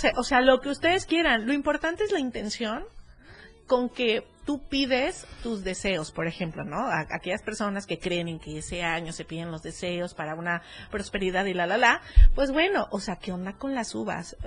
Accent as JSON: {"language": "Spanish", "town": "Cuernavaca", "region": "Morelos", "country": "Mexico", "moved": "yes", "lives_now": "Berriozábal, Mexico", "said": "yo soy de Cuernavaca"}